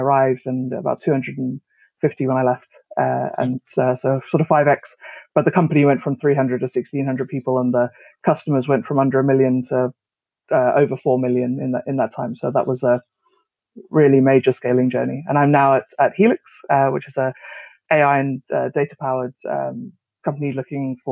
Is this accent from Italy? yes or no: no; South Africa; moved away as an adult; now in United Kingdom; I'm South African originally. I'd born there, grew up there, and was a hardware hacker as a kid